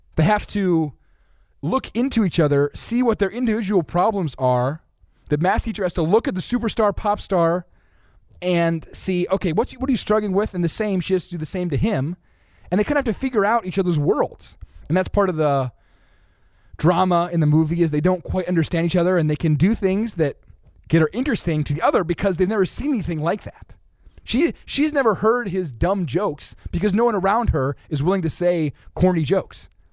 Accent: United States; I'm from America

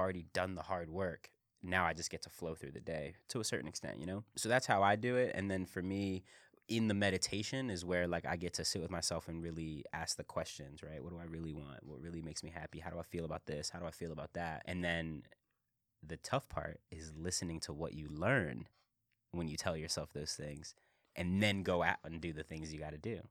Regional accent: Philadelphia, Pennsylvania, United States; I'm from Philly.

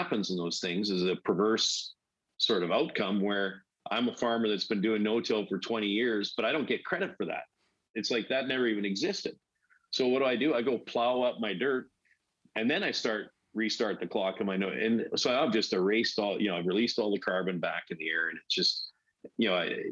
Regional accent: Weldon, Saskatchewan, Canada; moved away as an adult; I grew up in Weldon, Saskatchewan, near Prince Albert, Saskatchewan

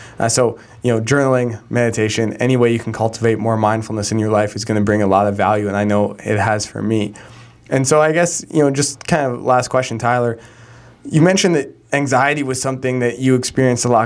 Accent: Calgary, Alberta, Canada; my hometown of Calgary, where I grew up

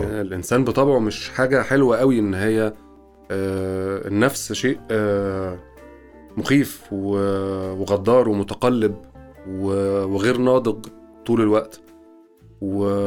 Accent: Egypt; ساقية الصاوي عندنا في مصر

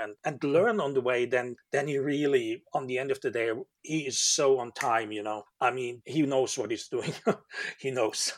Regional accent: Germany; moved away as an adult; now in Manchester, United Kingdom; I'm living now 17 years in Manchester, UK, in Europe, and um, originally I come from Germany

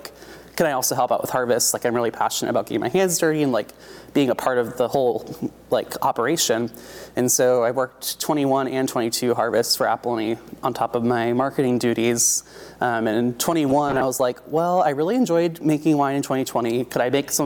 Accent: Oregon, United States; I'm born and raised in Oregon

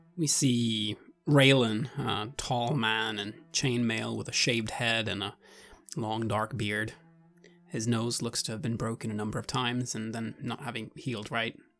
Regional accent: Sweden; now in Japan; I'm originally from Sweden, now living in Japan

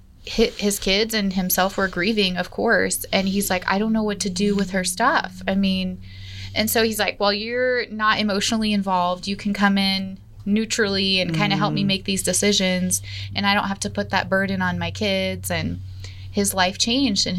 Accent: Denver, Colorado, United States; born or raised there; moved away as an adult; now in Colorado Springs, United States

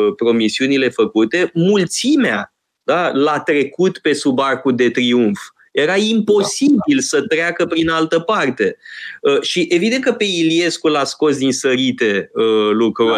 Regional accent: Romania; măcar eu am crescut în România

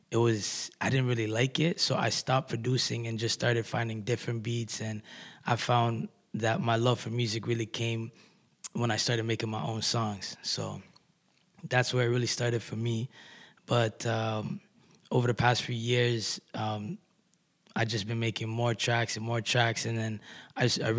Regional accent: Kitchener, Ontario, Canada; I'm an artist from Kitchener-Waterloo.

